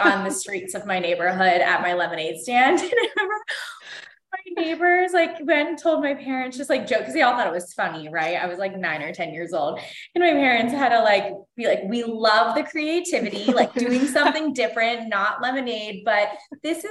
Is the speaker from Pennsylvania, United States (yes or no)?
yes; Pittsburgh, Pennsylvania, United States; moved away as an adult; also born or lived in North Carolina / Cleveland / San Diego; now in Los Angeles, United States; I grew up in Pittsburgh, Pennsylvania